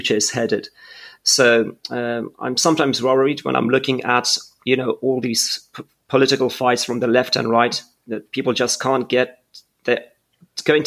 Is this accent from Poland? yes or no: yes; Poland; English is a second language; Growing up in Poland, we were under, you know, the Iron Curtain